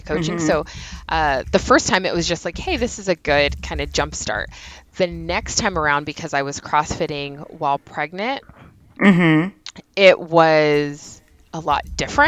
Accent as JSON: {"language": "English", "town": "Union City", "region": "California", "country": "United States", "said": "I'm from Union City."}